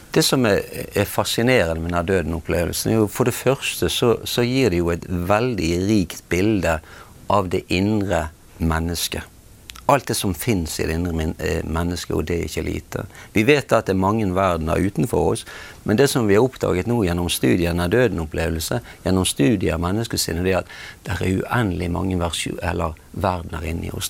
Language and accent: Norwegian; Bergen, Vestland, Norway; jeg er blitt fortalt at jeg er født i, i Bergen i 1952